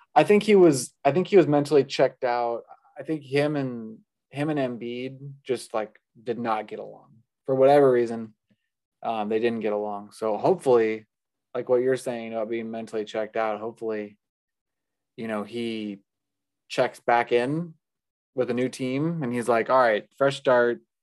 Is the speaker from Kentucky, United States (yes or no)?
no; Phoenix, Arizona, United States; I'm from Phoenix